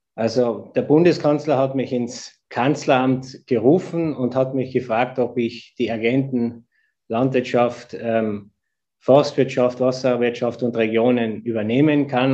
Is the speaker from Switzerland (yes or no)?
no; East Tyrol, Austria; moved away as an adult; now in Vienna, Austria; Ich bin in Tirol geboren, ich bin in Tirol aufgewachsen, dort ist meine Familie